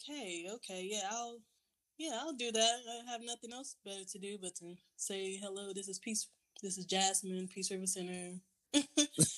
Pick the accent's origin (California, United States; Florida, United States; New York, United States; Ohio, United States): Florida, United States; now in Georgia, United States; I'm originally from Florida